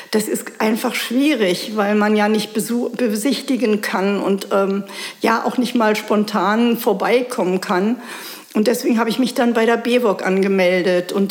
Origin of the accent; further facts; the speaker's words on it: Berlin, Germany; also born or lived in Munich; now in Bad Belzig, Germany; Nein, bin ich nicht. Ich bin Berlinerin und äh, Westberlinerin und habe 40 Jahre in äh, Bayern gelebt, in München